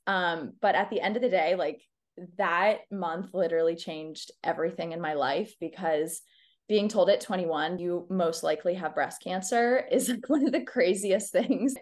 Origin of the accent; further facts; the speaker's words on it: Dallas, Texas, United States; we grew up in Dallas in, like, the early two thousands